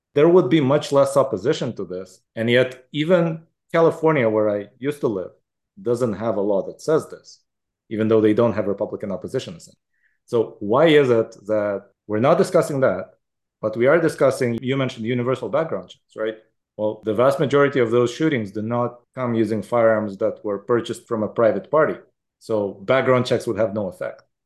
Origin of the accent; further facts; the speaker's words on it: Israel; moved away; I grew up in Israel, which has a lot of guns